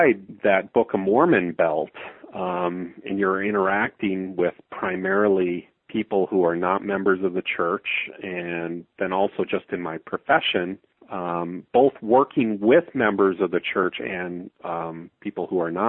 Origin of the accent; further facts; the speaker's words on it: Calgary, Alberta, Canada; I'm born and raised in Calgary, Alberta, Canada